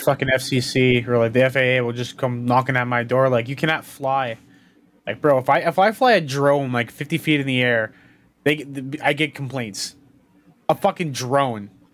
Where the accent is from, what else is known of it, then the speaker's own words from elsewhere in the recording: Canada; also born or lived in Toronto; being Canadian